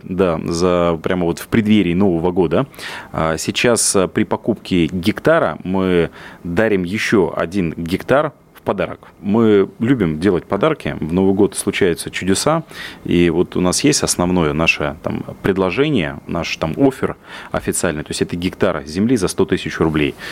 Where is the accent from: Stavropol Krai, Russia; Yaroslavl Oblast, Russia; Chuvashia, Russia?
Yaroslavl Oblast, Russia; я вырос в деревне в Ярославской области